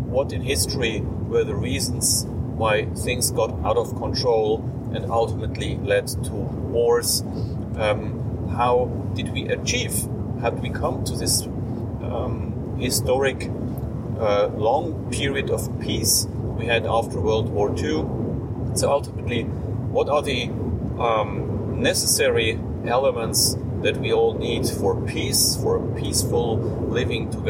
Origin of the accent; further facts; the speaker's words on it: Switzerland; I am a lawyer from Switzerland